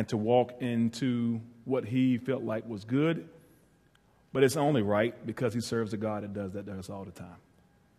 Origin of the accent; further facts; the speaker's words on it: Ahoskie, North Carolina, United States; moved away as an adult; I'm from Ahoskie, North Carolina, northeastern part.